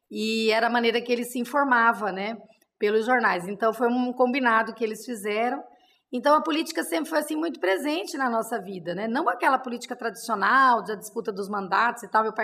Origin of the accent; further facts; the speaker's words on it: Penápolis, São Paulo, Brazil; born there; eu nasci em Penápolis com quatro irmãs, né?